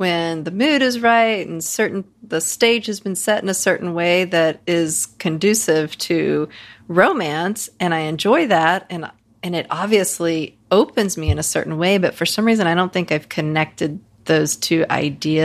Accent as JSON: {"language": "English", "region": "Virginia", "country": "United States", "tie": "born or raised there", "said": "When I was growing up in Virginia"}